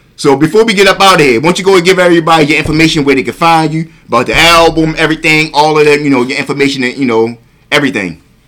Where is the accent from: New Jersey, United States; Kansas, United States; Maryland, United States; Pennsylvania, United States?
Maryland, United States; Baltimore; shout out to my South Baltimore because I grew up in South Baltimore. I, was raised in South Baltimore for the most part